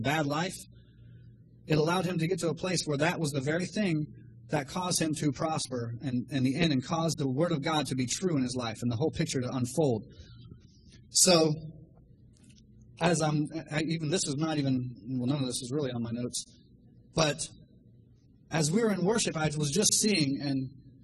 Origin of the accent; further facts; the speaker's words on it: Miami, Florida, United States; I'm from Miami, Florida